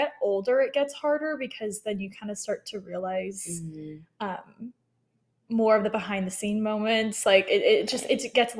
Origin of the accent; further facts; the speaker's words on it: Colorado Springs, Colorado, United States; also born or lived in Texas; I say I'm originally from Colorado Springs, but I actually grew up a military brat, so I moved a little bit all over. And then found myself in Texas to go to TCU for 4 years